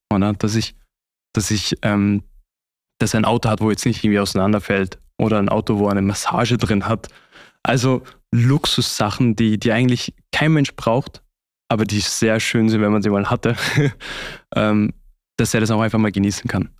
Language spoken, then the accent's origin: German; Austria; moved away as an adult; now in Switzerland; zu Hause wäre das wirklich bei meiner Familie in äh, Österreich